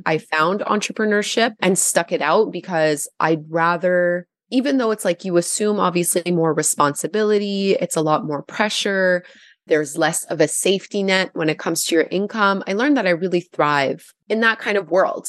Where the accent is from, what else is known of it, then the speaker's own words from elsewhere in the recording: Gatineau, Quebec, Canada; now in Ottawa, Canada; I'm also French, like I'm from Gatineau originally.